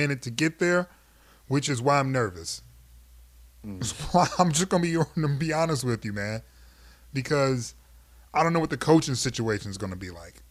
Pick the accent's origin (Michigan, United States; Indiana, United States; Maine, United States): Michigan, United States; Detroit; It's my hometown.